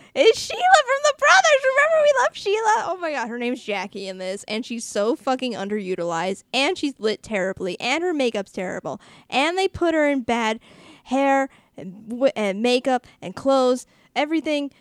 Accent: Boston, Massachusetts, United States; me from Boston

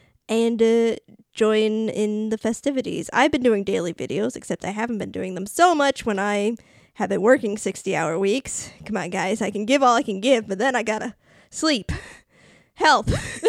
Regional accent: Rhode Island, United States; accent: Rhode Island; Did you hear my Rhode Island accent come out?

